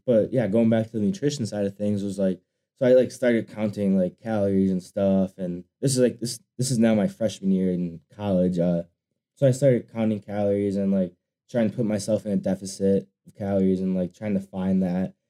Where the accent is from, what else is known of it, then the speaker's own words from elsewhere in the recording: Wisconsin, United States; I'm from Wisconsin